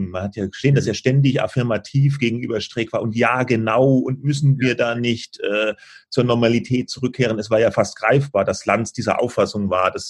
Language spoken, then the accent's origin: German; Southern Germany, Germany; als Süddeutscher